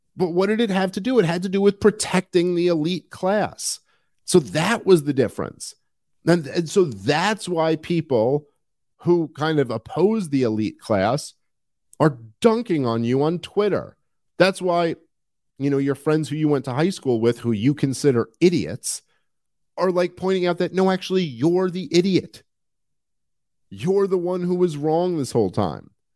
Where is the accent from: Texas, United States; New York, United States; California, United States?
New York, United States; New York City; moved away as an adult; also born or lived in Upper West Side, Manhattan; I'm from New York City and I, I grew up in uh, Brooklyn